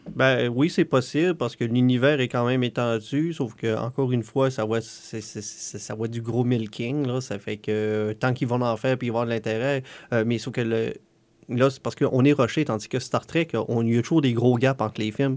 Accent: Canada; on est Canadien

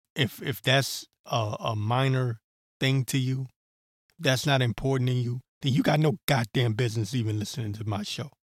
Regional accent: Maryland, United States; accent: Maryland; also born or lived in Washington, D.C.; Showing my Maryland accent

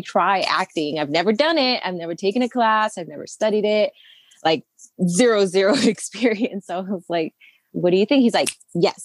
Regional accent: El Monte, California, United States; I grew up in Los Angeles

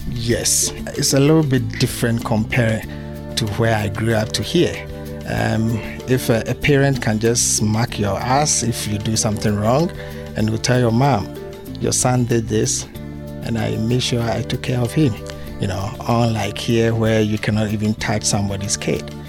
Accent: Accra, Greater Accra, Ghana; moved away as an adult; also born or lived in Kumasi, Ghana; now in Pittsfield, United States; area that I grew up in, Accra

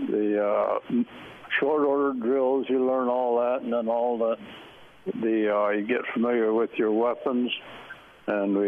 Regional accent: Sterling, Ohio, United States; also born or lived in Akron, Ohio; I was born in Akron, Ohio, and I was there until first grade, and then that was when the Depression hit, and my dad lost his job, and we had to move out to a little village about 20 miles west of Akron called Sterling

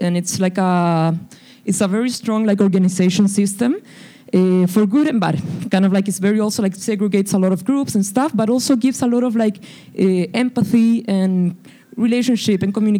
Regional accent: Santiago, Santiago Metropolitan Region, Chile; now in Boston, United States; So, we came from Santiago de Chile to Boston because I came to do a master's program in MIT Media Lab

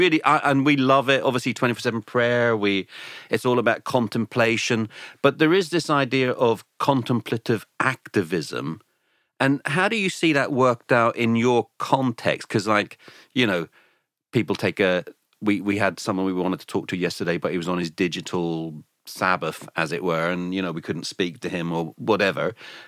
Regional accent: Ireland; now in England; obviously we're sitting here in England, even though we're both Irish

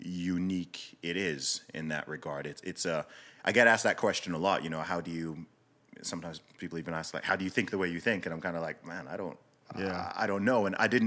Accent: Saudi Arabia; also born or lived in United Kingdom; So I was born in the UK. I grew up primarily in Saudi Arabia. My family background is from Nigeria.

